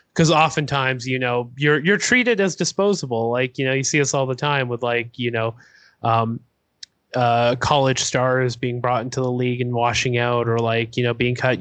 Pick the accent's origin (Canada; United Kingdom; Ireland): Canada; Toronto, Ontario; I'm from Toronto